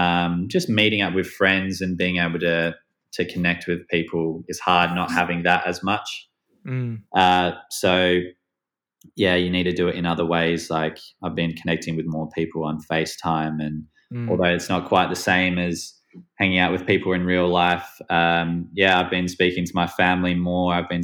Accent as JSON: {"language": "English", "town": "Perth", "region": "Western Australia", "country": "Australia", "tie": "born or raised there", "said": "I grew up in Perth in Australia in a nice like outdoor environment, and I was very sporty."}